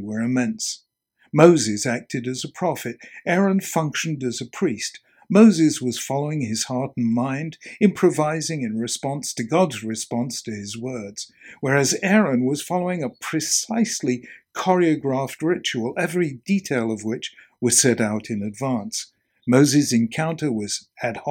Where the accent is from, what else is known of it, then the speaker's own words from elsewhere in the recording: England, United Kingdom; Being English, not American